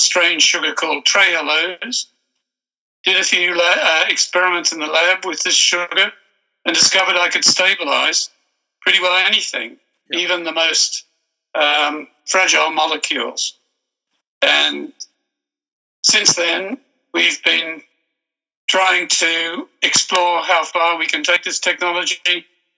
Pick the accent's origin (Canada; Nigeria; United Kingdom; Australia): Australia; I'm an Australian by birth